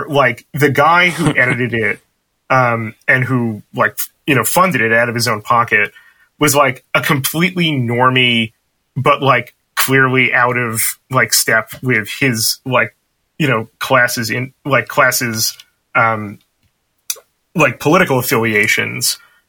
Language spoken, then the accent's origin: English; Brooklyn, New York, United States; I'm from New York City, from Brooklyn specifically.